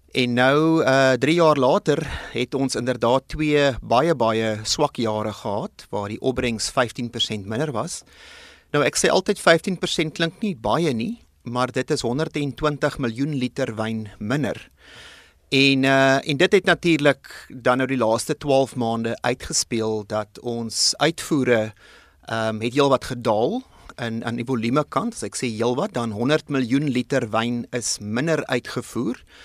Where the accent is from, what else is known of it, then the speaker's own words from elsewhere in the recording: South Africa; ons as Suid-Afrikaners